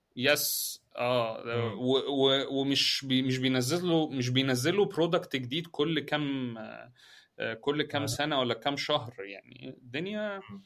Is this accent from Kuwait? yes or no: no; Egypt; احنا عندنا في مصر